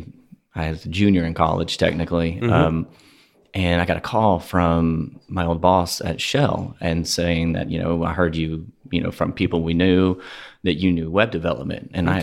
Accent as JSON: {"language": "English", "town": "Tarkington", "region": "Texas", "country": "United States", "tie": "born or raised there", "also_born_or_lived": "Memphis, Tennessee / Houston, Texas", "said": "So I spend a third of my childhood in Memphis, Tennessee, okay. A third of it down in South Houston, and then a third in a place called Tarkington"}